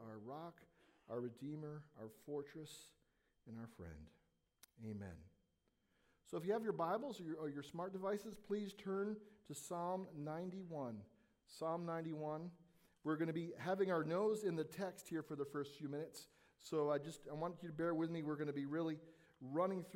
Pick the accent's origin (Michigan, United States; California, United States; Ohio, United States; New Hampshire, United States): California, United States; Southern; As a young boy growing up in Southern California